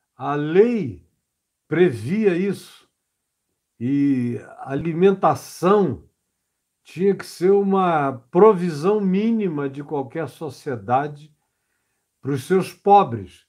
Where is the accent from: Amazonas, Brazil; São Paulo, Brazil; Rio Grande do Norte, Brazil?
Amazonas, Brazil; Manaus; no interior do Amazonas, onde eu fui criado, em Manaus